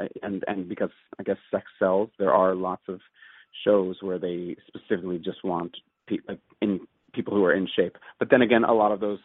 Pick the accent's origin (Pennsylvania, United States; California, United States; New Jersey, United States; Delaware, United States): Pennsylvania, United States; Wallingford; Wallingford, Pennsylvania, which is right outside of Philadelphia and near Swarthmore.